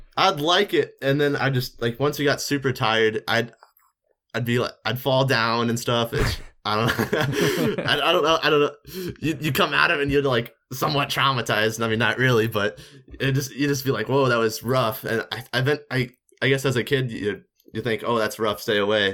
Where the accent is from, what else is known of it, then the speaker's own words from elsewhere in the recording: Missouri, United States; I'm from Missouri